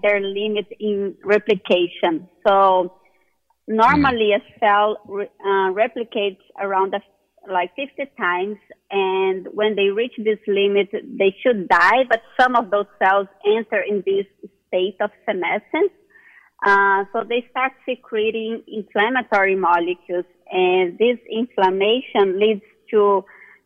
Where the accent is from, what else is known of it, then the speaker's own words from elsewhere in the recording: Brazil; moved away as an adult; now in United States; I'm originally from Brazil